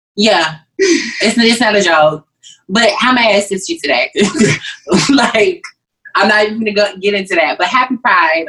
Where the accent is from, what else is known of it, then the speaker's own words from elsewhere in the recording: Waco, Texas, United States; I'm from Waco